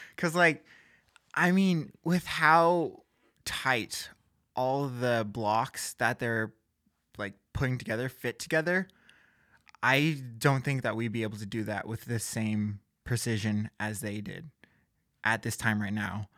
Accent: Gig Harbor, Washington, United States; I'm from Gig Harbor, Washington

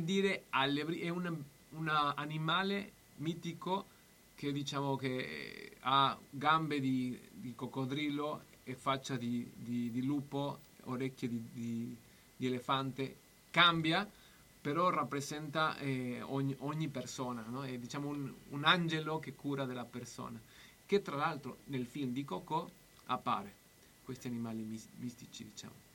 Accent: Mexico; now in Bologna, Italy

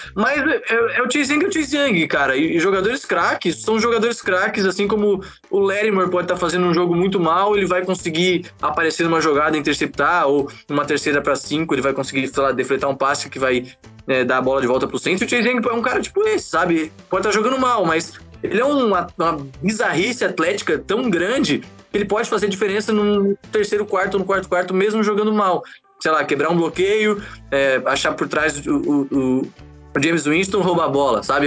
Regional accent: Florianópolis, Santa Catarina, Brazil; Eu sou aqui de Florianópolis, jogo flag aqui em Floripa

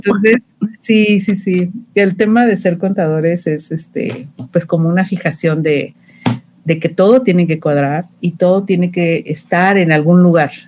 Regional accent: Mexico City, Mexico; de la Ciudad de México, de la región Coyoacán Poniente.

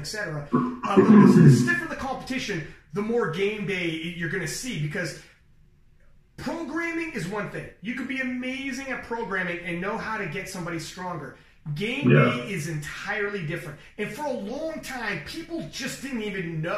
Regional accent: Toronto, Ontario, Canada; I'm from Toronto

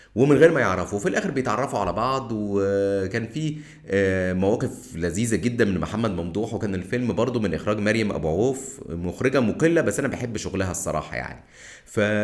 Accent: Egypt; احنا كمصريين

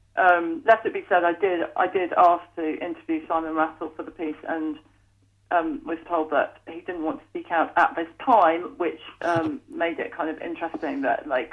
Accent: North Staffordshire, West Midlands, United Kingdom; When I was 18, growing up in North Staffordshire

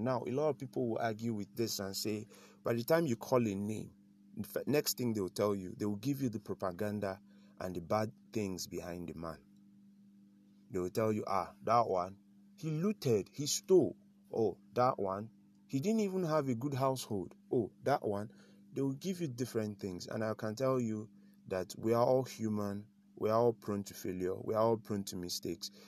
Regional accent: the North, Northern Nigeria, Nigeria; also born or lived in South South, Nigeria / Abuja; I grew up in the North.

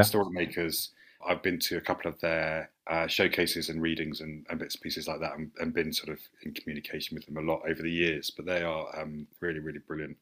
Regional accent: St Albans, East of England, United Kingdom; I grew up in St Albans

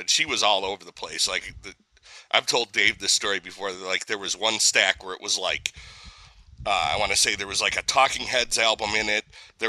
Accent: United States; My hometown's only about an hour from there.

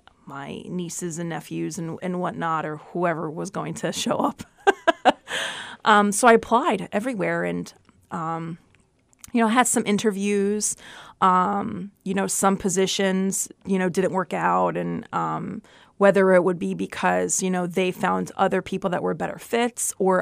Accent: Brooklyn, New York, United States; born there; I guess because I was born in Brooklyn, right? And my dad and my mom lived in Brooklyn or whatever.

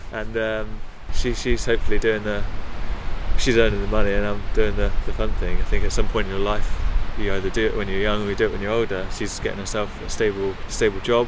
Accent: Oxford, South East England, United Kingdom; I'm originally from Oxford. So for me, I'm pretty landlocked from back in my childhood.

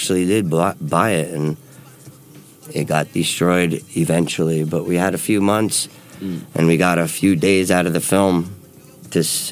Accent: Kearny, New Jersey, United States; moved away as an adult; also born or lived in Newark, New Jersey; I was born and raised in Kearney, New Jersey.

